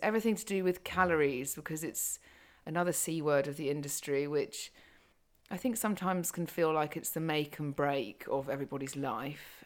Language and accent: English; United Kingdom; I'm very British